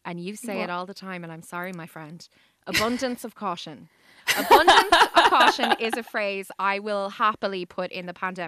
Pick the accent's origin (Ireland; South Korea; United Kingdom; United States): Ireland; So I think we can all stomach, you know, a bit of weather. We're Irish after all.